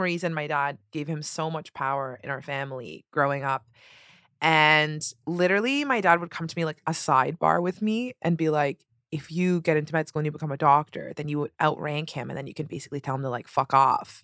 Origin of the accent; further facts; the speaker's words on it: Toronto, Ontario, Canada; moved away as an adult; now in New York City, United States; I'm from Toronto and I just moved here in January